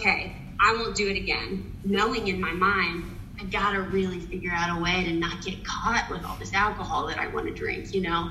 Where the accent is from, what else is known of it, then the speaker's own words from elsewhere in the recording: Nashville, Tennessee, United States; accent: Southern; now in New York City, United States; I'm from Nashville, Tennessee, so you may hear a little Southern accent poking through sometimes.